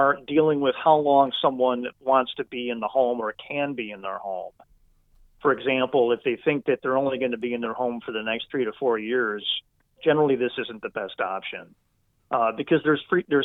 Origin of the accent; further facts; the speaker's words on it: Wisconsin, United States; I'm from Wisconsin and went to school here and love the people, love the culture